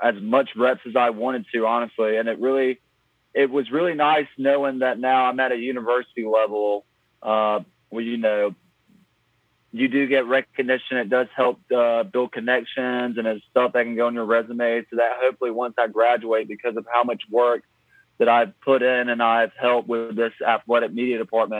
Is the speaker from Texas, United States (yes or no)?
no; Kinston, North Carolina, United States; now in Raleigh, United States; my hometown of Kinston, North Carolina